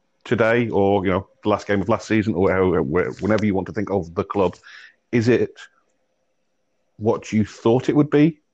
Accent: England, United Kingdom; I come from England

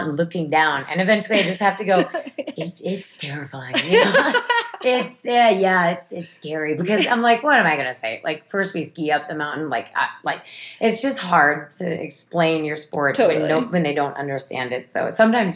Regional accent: Minnesota, United States; where I grew up in Minnesota

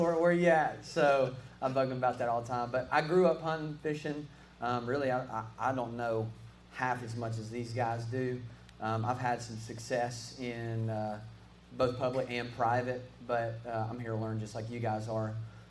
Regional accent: Coleman, Alabama, United States; I'm born and raised in Coleman, Alabama.

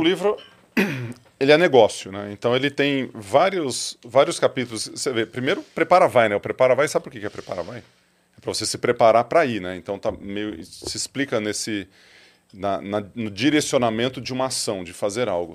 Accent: Ituverava, São Paulo, Brazil; also born or lived in Ribeirão Preto; Sou nascido em Ribeirão. O médico da minha mãe era de Ribeirão Preto, mas fui para fui para Ituverava bem cedo, bem cedo assim, tipo dois dias.

